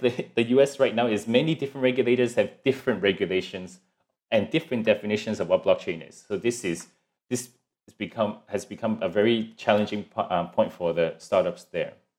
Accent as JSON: {"language": "English", "country": "Hong Kong", "moved": "yes", "lives_now": "Singapore", "said": "I'm originally from Hong Kong and then, uh, 'cause my family's here in Singapore, so we moved over here"}